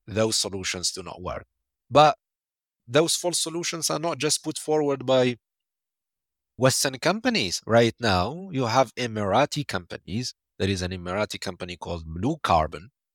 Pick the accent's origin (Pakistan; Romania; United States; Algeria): Algeria; my home country, Algeria